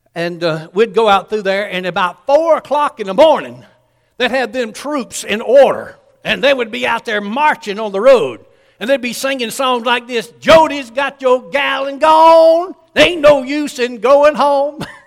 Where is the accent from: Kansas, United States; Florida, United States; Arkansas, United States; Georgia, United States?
Georgia, United States; Columbus; I grew up in Columbus, Georgia, which is right by Fort Bend